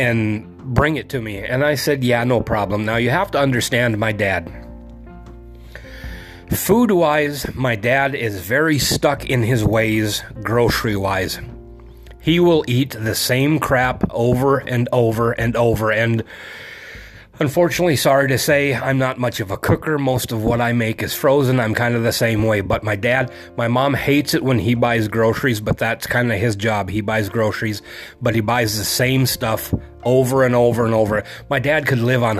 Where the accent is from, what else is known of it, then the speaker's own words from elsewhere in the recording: North Dakota, United States; moved away; I'm originally from North Dakota. All of my family is still there.